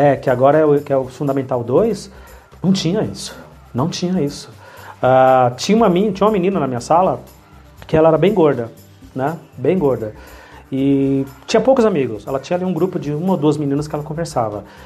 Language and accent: Portuguese; São Paulo, Brazil; also born or lived in Bahia; Eu sou baiano, mas eu não conheço nada da Bahia. Então eu fui morar a partir de 11, 12 anos na Bahia e com 15 eu voltei para São Paulo. E tô aqui até hoje